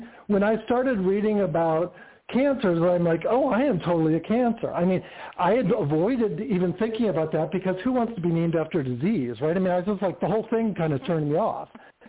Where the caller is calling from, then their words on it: Palm Springs, California, United States; Greetings. This is …. I'm in Palm Springs, California.